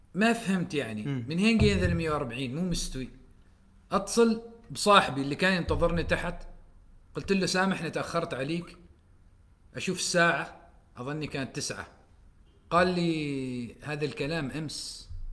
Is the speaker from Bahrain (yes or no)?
no; Oman; moved away; نحن كعمانيين